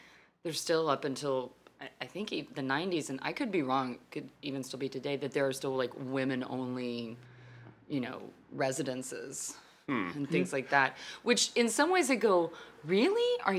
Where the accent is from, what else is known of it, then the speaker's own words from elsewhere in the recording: Fort Worth, Texas, United States; Like I came from Texas. I lived in Fort Worth, where TCU is, where basically it's like 75% Greek.